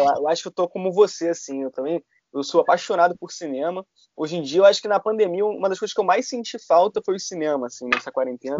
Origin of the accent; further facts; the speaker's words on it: Rio de Janeiro, Brazil; eu sou aqui da Tijuca, no Rio de Janeiro